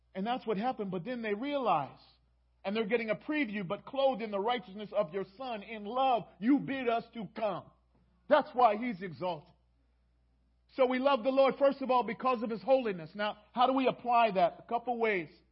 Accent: Baltimore, Maryland, United States; moved away; I'm from Baltimore

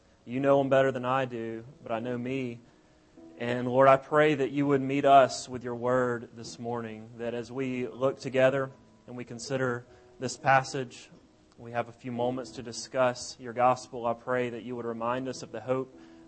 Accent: South Alabama, United States; moved away as an adult; We're from Alabama originally, from South Alabama, and we've been gone for several years.

